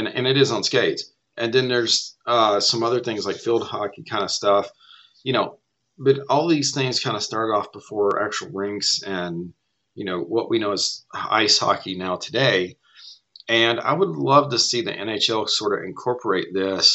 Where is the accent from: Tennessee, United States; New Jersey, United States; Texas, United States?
Tennessee, United States; growing up in Tennessee